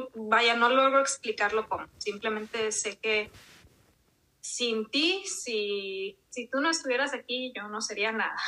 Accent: Monterrey, Nuevo León, Mexico; also born or lived in Durango; Mis papás se vinieron aquí a Monterrey cuando yo tenía poquito más del año, o sea, realmente no me tocó vivir allá, entonces pues me tocó crecer aquí en Monterrey

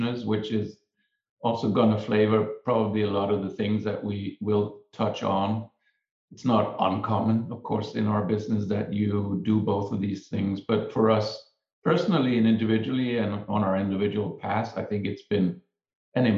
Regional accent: Denmark; moved away as an adult; So I'm from Denmark. I trained as an architect in Denmark.

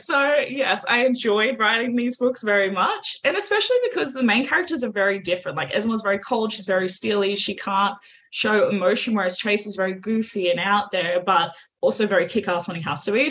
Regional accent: Australia; accent: Australian; if you can't tell by the accent, I'm also Aussie

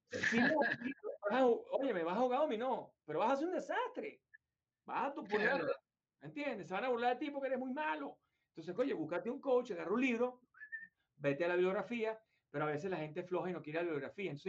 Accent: Venezuela; moved away as an adult; nosotros tuvimos muchísimo éxito en Venezuela, muchísimo. De hecho, yo me vine de Venezuela, estaba en el tope de mi carrera, era el CEO de la compañía de corretaje, una de las top ten de Venezuela

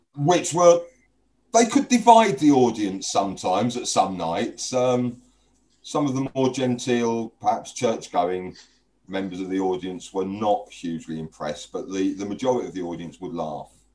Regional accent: London, United Kingdom; I grew up in East London in the 70s

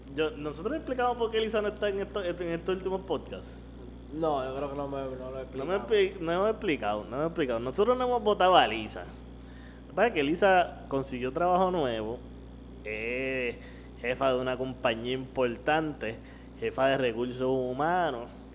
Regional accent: Carolina, Puerto Rico; yo soy un tipo que me crié en Carolina, cabrón. Yo he vivido toda mi vida en Carolina

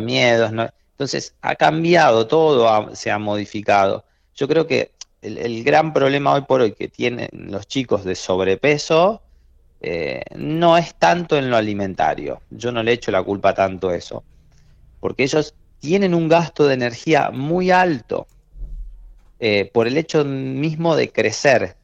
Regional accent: Trenel, La Pampa, Argentina; also born or lived in Córdoba / Buenos Aires; yo soy de Trenel y nací allá. Cuando yo era chico, iba a visitar a mis amigos

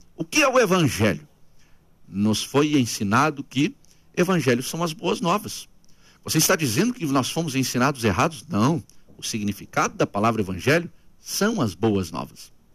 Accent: Curitiba, Paraná, Brazil; Nasci no Ministério da Assembleia de Deus em Curitiba.

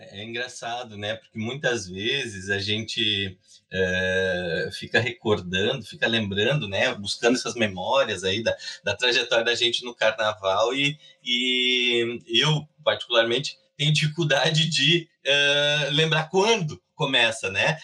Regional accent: Cruz Alta, Rio Grande do Sul, Brazil; moved away as an adult; now in Pelotas, Brazil; Eu sou de Cruz Alta, né? Na verdade, eu moro em Pelotas há pouco mais de uma década mas eu sou de Cruz Alta

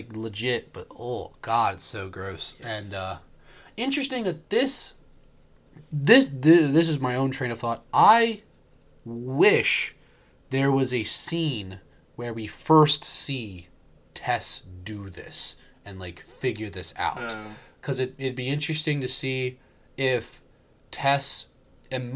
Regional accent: Maryland, United States; Born and raised in Maryland

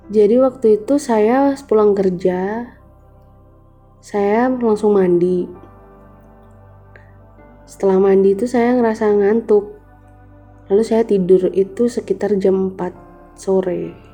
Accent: Malang, East Java, Indonesia; saya dari Kota Malang.

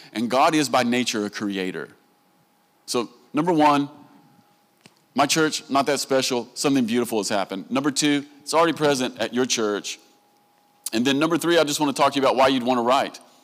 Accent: Southern United States, United States; accent: Southern; I'm a Southerner. And, and in America, they like to make fun of us, especially for the way that we talk

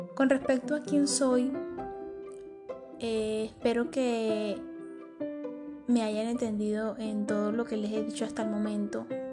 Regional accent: Maracaibo, Zulia, Venezuela; moved away as an adult; now in Medellín, Colombia; soy de Venezuela, Maracaibo, Estado Zulia

